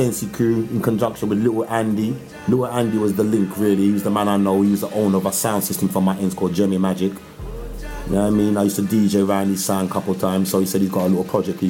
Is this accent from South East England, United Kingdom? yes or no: no; London, United Kingdom; born in West London, grew up in East London, Hackney, Nightingale Estate.